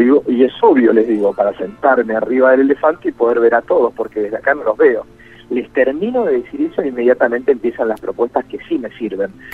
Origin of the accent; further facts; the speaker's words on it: Puerto Galván / near Bahía Blanca, Buenos Aires Province, Argentina; yo soy de Puerto de Grano, así que soy vecino